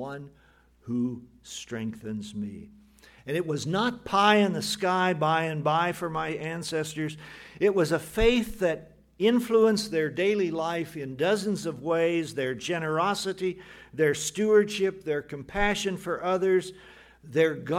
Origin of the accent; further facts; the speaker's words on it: Mahaska and Marion County, Iowa, United States; moved away; so different from Mahaska and Marion County in Iowa 50 years ago, 75 years ago